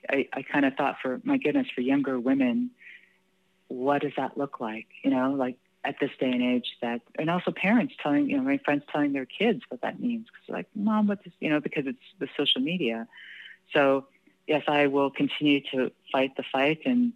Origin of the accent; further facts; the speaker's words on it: Canada; and I think because, you know, being Canadian, right, you know, we have equal